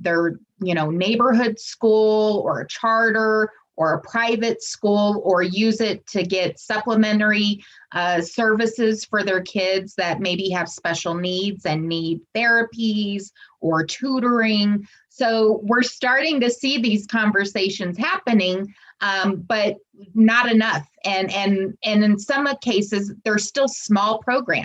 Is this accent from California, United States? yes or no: no; Colorado, United States; my home state of Colorado